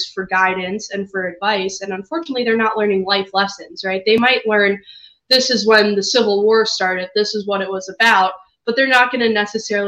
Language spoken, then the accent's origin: English; Chicago, Illinois, United States; I'm from Chicago myself